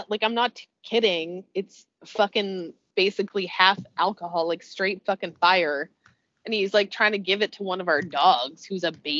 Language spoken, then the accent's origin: English; Canada; I'm Canadian